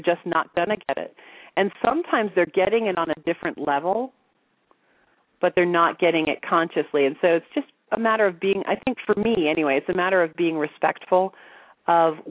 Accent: the Bible Belt, United States; moved away as an adult; now in Sedona, United States; I grew up in the Bible Belt.

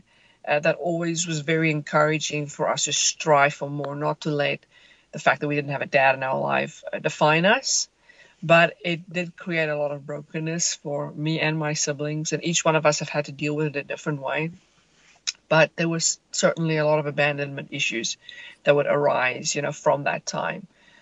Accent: suburb just outside Johannesburg, Gauteng, South Africa; I grew up in a suburb just outside Johannesburg, South Africa.

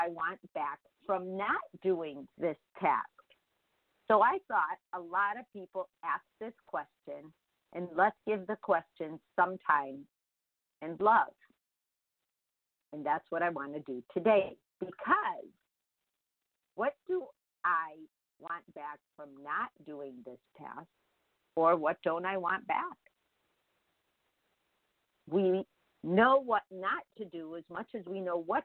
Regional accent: Chicago, Illinois, United States; English is a second language; I was just born in Chicago.

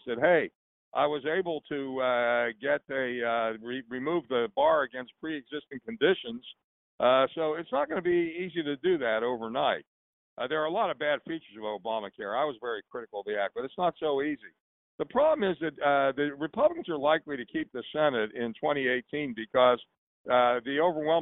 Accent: New Kensington, Pennsylvania, United States; I grew up in a town called New Kensington

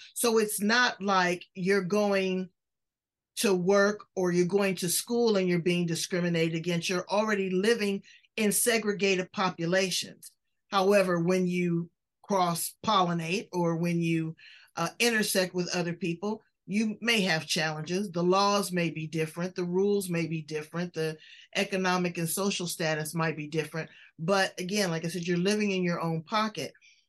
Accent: California, United States; I'm from California.

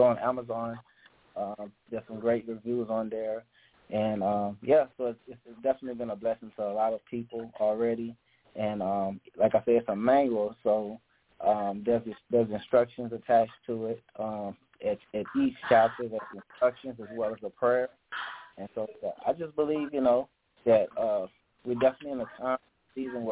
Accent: Lake Charles, Louisiana, United States; I'm from Lake Charles, Louisiana

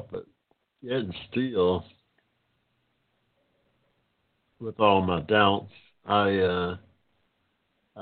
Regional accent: United States; I'm an American of African descent

